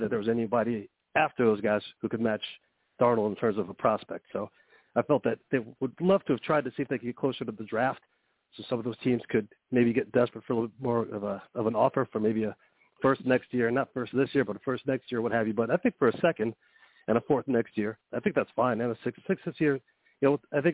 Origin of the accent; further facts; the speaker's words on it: New York, United States; I'm from New York, grew up in New York